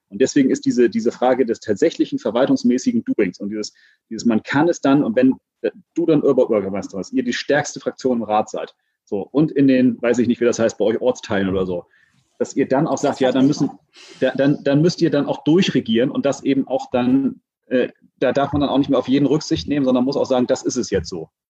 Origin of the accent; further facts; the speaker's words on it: Hamburg, Germany; bin in Hamburg in Jenfeld aufgewachsen, so klassischer sozialer Brennpunkt.